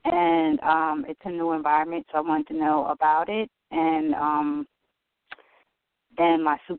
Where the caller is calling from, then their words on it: New York, United States; I'm calling from New York.